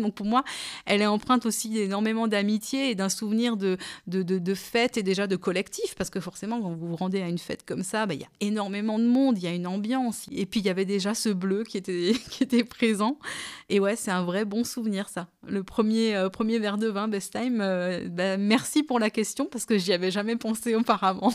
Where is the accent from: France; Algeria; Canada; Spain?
France; Kaysersberg, Grand Est; j'ai grandi à Kaisersberg, au pied du Grand Cru Schlossberg